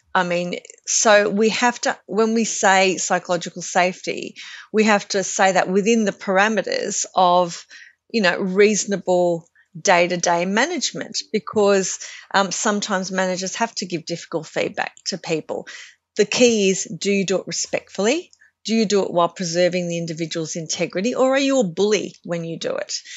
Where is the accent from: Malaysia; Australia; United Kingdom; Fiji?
Australia; a very, you know, white and Glo-Celtic, um, surfing community that I kind of grew up